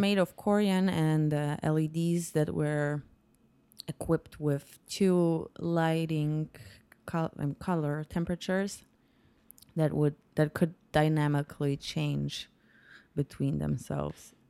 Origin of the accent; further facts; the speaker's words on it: Poznań, Greater Poland, Poland; also born or lived in New York; I'm from Poland. I was born and raised in Poland.